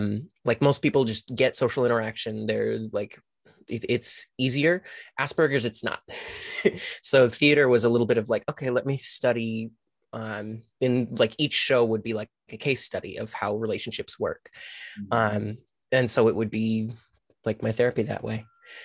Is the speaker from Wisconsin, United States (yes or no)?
yes; Milwaukee, Wisconsin, United States; also born or lived in Michigan; I'm from kind of all over the place. Originally Milwaukee. We lived in Michigan for about 12 years